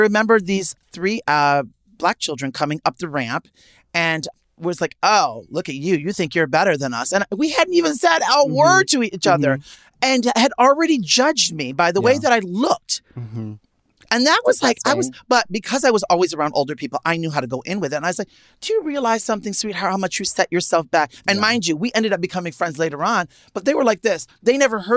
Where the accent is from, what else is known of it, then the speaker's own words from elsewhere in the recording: New York City, New York, United States; growing up in Manhattan